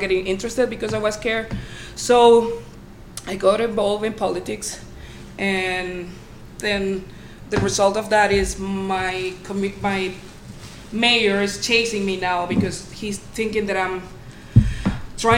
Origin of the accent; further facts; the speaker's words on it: Venezuela; moved away; I'm from Venezuela